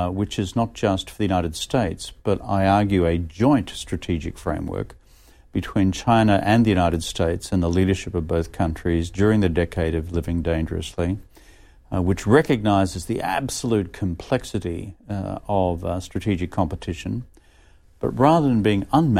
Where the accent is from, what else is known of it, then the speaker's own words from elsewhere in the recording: Australia; a former Australian Prime Minister